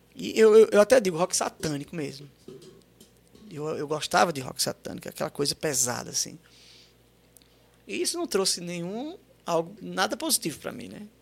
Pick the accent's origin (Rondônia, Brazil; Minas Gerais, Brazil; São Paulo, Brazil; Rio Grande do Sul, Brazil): São Paulo, Brazil; Santos; Nasci em Santos